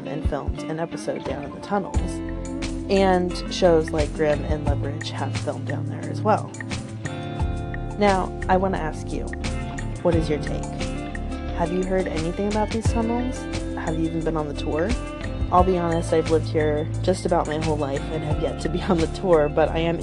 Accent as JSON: {"language": "English", "town": "Portland", "region": "Oregon", "country": "United States", "tie": "born or raised there", "said": "here in my hometown of Portland, Oregon"}